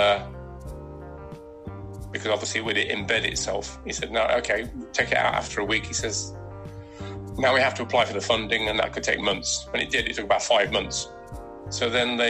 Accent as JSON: {"language": "English", "town": "Nottingham", "region": "East Midlands", "country": "United Kingdom", "tie": "born or raised there", "moved": "yes", "lives_now": "Exmouth, United Kingdom", "said": "where I grew up in Nottingham"}